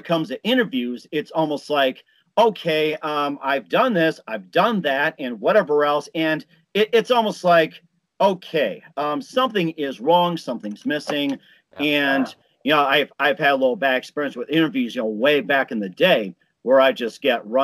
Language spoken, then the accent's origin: English; Chicago, Illinois, United States; also born or lived in Milwaukee, Wisconsin; growing up in Chicago, although I was born in Milwaukee